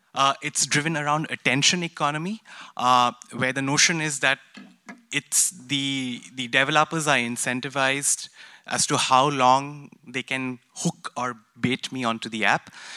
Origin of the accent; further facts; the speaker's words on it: India; moved away as an adult; I'm a second year M P P student here, and I'm come from India